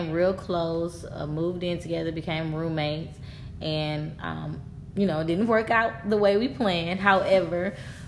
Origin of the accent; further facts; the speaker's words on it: Houston, Texas, United States; I am from Houston, Texas. I was born and raised.